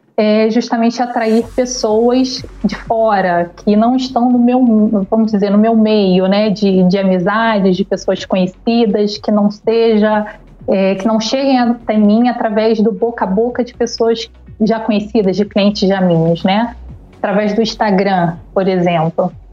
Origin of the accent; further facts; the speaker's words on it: Niterói, Rio de Janeiro, Brazil; sou de Niterói, no Rio de Janeiro.